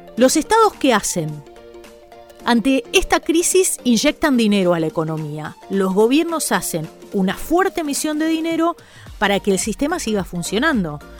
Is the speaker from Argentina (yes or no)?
yes; Argentina; yo soy argentina, vivo en Argentina